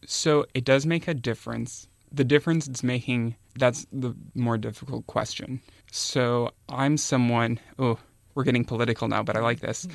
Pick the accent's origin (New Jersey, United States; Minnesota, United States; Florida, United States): Minnesota, United States; moved away; I'm from Minnesota originally, and I used to visit my grandparents' farm when I was a kid